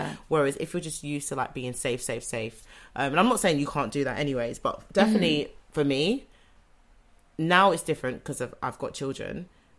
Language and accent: English; London, United Kingdom; I'm a Londoner.